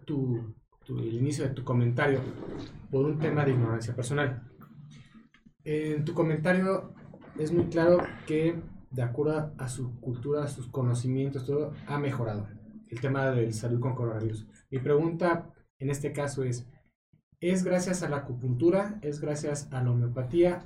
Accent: Mexico; nosotros como mexicanos

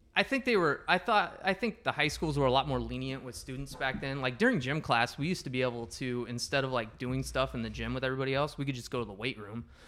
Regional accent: Wapello, Iowa, United States; we're both from Wapello. It's a small town

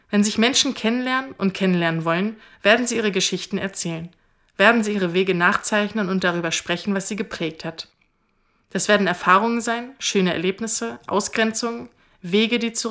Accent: Germany; Ich komme aus Deutschland. Was sagt das über mich aus?

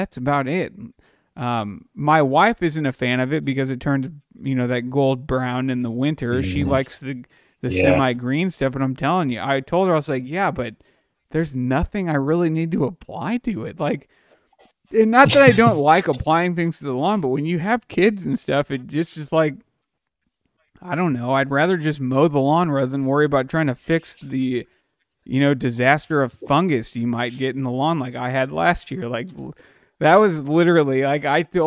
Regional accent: Dallas, Texas, United States; moved away; the house I grew up in down in Dallas

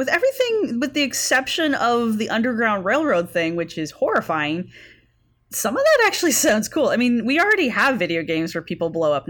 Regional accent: Indiana, United States; now in Virginia, United States; I'm from the North. I'm from Indiana.

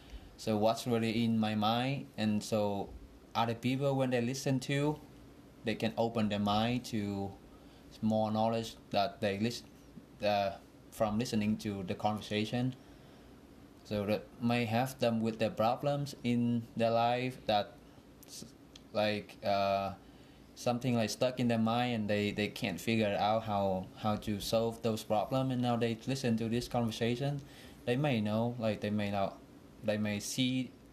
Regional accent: Vietnam; English is a second language; I really didn't pay attention much how it was there, because I just like follow the flow of life there, like what everybody does there.

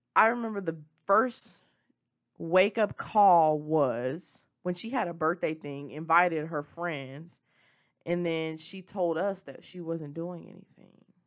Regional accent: Memphis, Tennessee, United States; moved away; I'm from Memphis. Memphis is who, it, the Memphis is where I was raised. It was where I was born

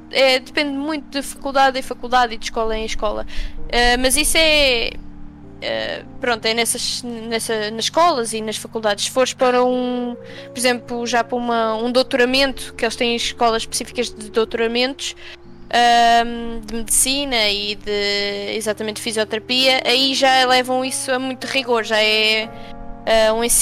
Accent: Portugal; now in United States; sou de Portugal

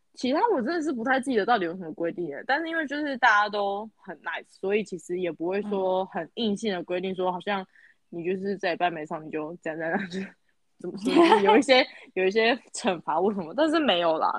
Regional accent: Kaohsiung, Taiwan; moved away as an adult; 我是高雄人嘛，然后我又在高雄读书，然后加上我的大学又留我家

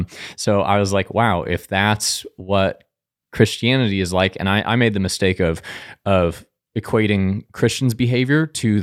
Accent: Denver, Colorado, United States; now in Hays, United States; I'm from Denver. Yes. It's amazing there. My parents still live there. My sister still lives there as well. But I still cling to that Coloradan identity, even though I've been in Hayes almost 10 years now.

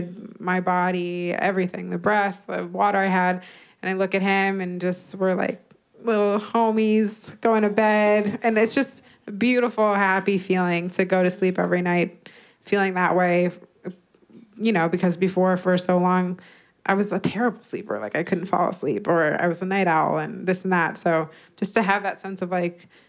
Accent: Westchester, New York, United States; also born or lived in Los Angeles, California; now in New York City, United States; I was born in LA, but I grew up in Westchester, New York.

